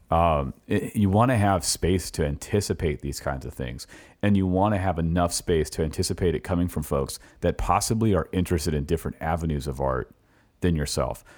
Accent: California, United States; moved away as an adult; now in Richmond, United States; I'm from California, I came here in two thousand seven

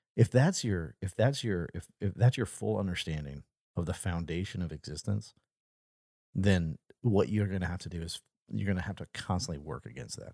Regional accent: United States; moved away; Hurricane Katrina destroyed my hometown

